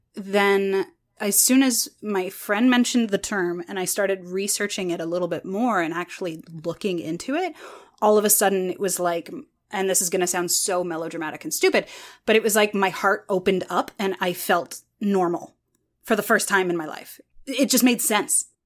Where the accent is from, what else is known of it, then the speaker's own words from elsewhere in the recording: Canada; I'm more Canadian